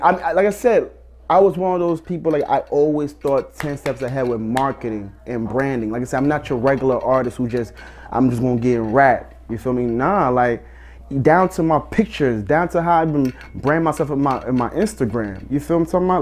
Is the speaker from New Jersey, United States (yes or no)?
yes; Elizabeth, New Jersey, United States; From Elizabeth, New Jersey.